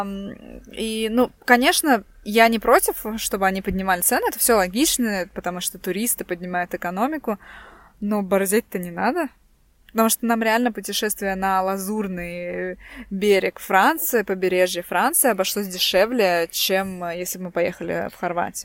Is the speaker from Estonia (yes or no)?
yes; Estonia; мы русские, э, живем тут, ну, не то, что живем тут с рождения. Мы тут родились, и, э, наши родители, э, тоже здесь родились.